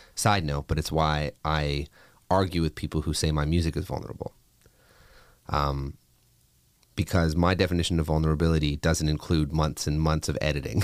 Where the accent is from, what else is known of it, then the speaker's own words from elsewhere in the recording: Canada; a kid growing up in Canada